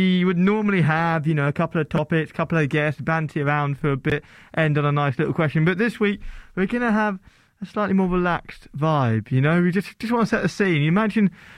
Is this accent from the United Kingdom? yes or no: yes; Lancashire, North West England, United Kingdom; as the Lancashire lot